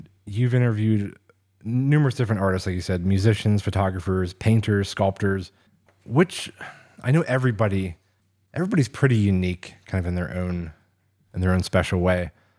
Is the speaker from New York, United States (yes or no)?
no; Oil City, Pennsylvania, United States; born or raised there